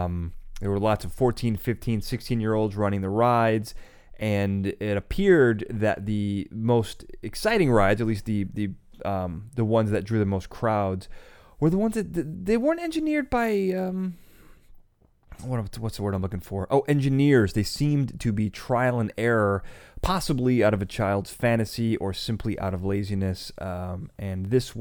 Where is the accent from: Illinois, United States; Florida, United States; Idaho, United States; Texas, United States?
Illinois, United States; And I remember growing up in the Chicagoland area that Indiana Beach was a big place to go.